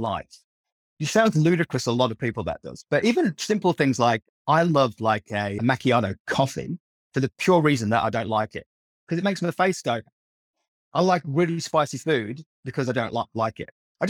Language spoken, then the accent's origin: English; Leicestershire, East Midlands, United Kingdom; moved away as an adult; now in Australia; I was brought up in a tiny little village in the centre of England, a place called Leicestershire